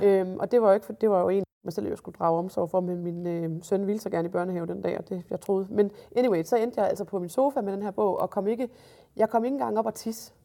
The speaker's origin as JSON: {"language": "Danish", "region": "Jutland", "country": "Denmark", "said": "jeg er jo jyde"}